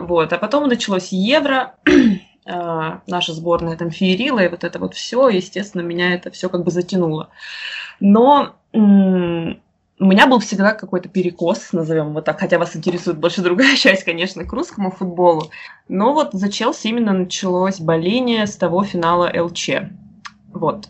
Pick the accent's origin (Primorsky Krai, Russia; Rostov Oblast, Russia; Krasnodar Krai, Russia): Rostov Oblast, Russia; Rostov-on-Don; also born or lived in Moscow; я Родилась в Ростове и жила и живу до сих пор, вот, если в Ростове